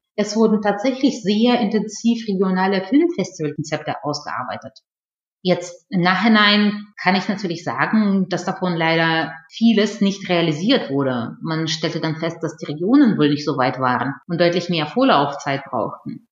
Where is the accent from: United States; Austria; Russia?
Russia; first language Russian; German is a second language; now in Germany; komme ich ursprünglich aus Russland und äh, meine Muttersprache ist Russisch